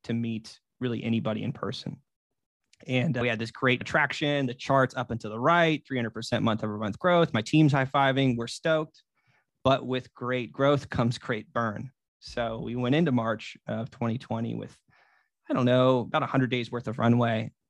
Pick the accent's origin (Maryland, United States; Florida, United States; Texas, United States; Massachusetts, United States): Florida, United States; Merida; moved away; Merida, Florida, which is my hometown